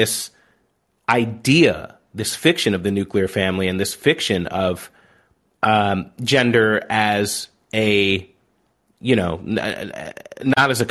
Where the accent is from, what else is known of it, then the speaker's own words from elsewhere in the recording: Southern Illinois, United States; growing up in Southern Illinois